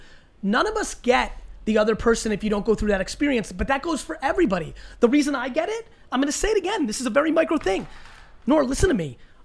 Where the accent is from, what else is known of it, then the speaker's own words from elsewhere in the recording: United States; born there; I was born in America, where I didn't have to deal with that.